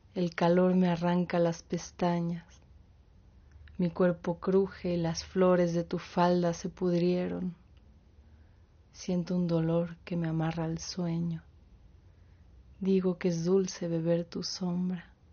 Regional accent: Mexico City, Mexico; soy de México, de la Ciudad de México

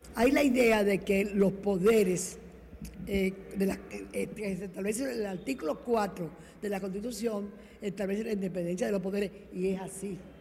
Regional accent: Dominican Republic

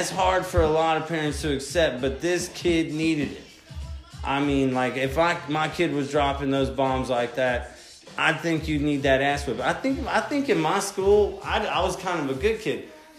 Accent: Mississippi, United States; now in San Diego, United States; I go to Mississippi, my hometown... They asked me where your accent went. I'm like, everybody in California knows I'm not from there.

